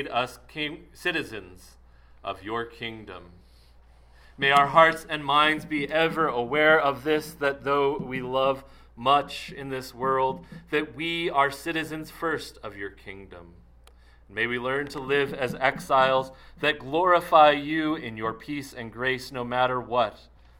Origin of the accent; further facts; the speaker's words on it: Maine, United States; moved away; my home state of Maine.